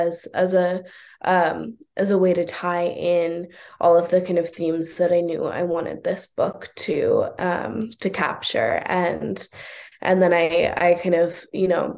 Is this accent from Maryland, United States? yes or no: no; Oakland, California, United States; I'm born and raised in Oakland. I still live in Oakland